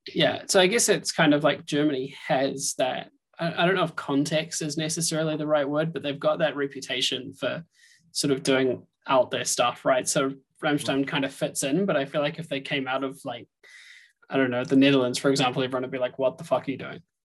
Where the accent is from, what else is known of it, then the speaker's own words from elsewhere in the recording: New Zealand; moved away; I'm originally from New Zealand